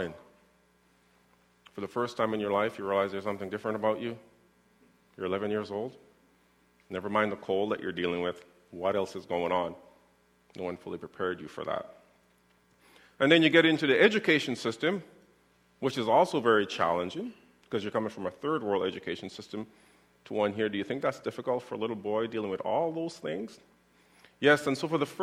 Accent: Winnipeg, Manitoba, Canada; as a young boy growing up in the North End

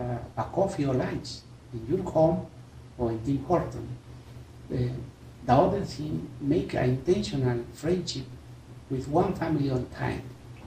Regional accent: Peru; moved away as an adult; now in Winnipeg, Canada; We are from Peru. We arrived 70 years ago to Winnipeg.

